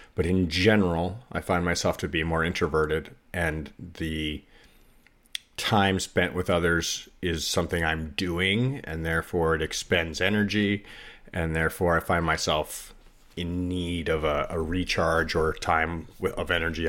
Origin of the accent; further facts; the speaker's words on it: United States; as an American living in America